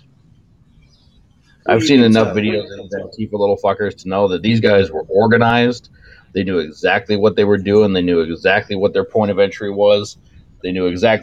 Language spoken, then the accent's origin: English; New York, United States; I'm from New York